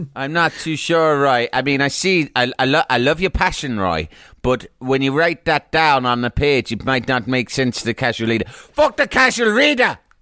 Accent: Cork, Munster, Ireland; I'm from Cork.

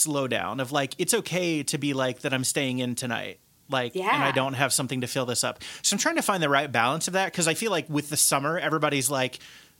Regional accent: southeastern corner of Indiana, United States; moved away; also born or lived in Cincinnati, Ohio; back in my hometown area, which is in the southeastern corner of Indiana.

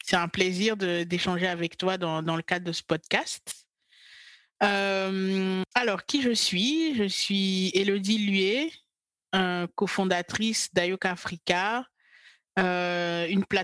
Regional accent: Côte d’Ivoire; moved away as an adult; now in France; j'ai grandi euh, en Côte d'Ivoire et je suis, je suis ivoirienne. Et euh, je suis arrivée en France euh, à l'âge de 20 ans pour poursuivre mes études.

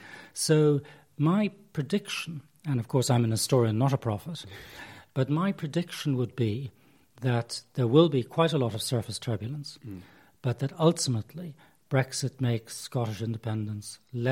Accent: Ireland; now in Cambridge, United Kingdom; I say this as an Irishman.

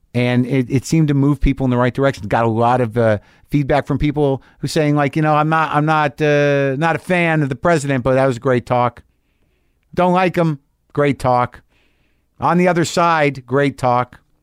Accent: United States; as an American person

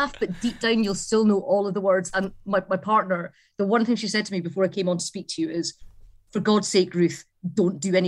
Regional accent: the Borders, Scotland, United Kingdom; My parents were Glaswegian. I grew up in the Borders

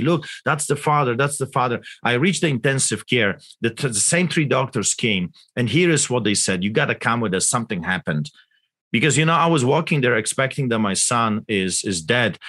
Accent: Poland; English is a second language; now in Canada; I grew up in Poland, as you can tell by my accent, behind the Iron Curtain

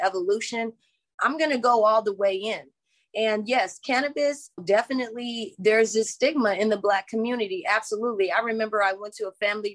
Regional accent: Los Angeles, California, United States; I'm from LA. I'm from the South Central LA. And I grew up there in the 80s, in the 90s

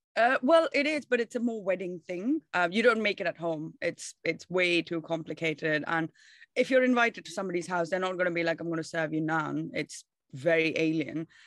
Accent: Bangalore, Karnataka, India; moved away as an adult; now in London, United Kingdom; I'm from India and South India, uh, Bangalore is the city that I was born and raised

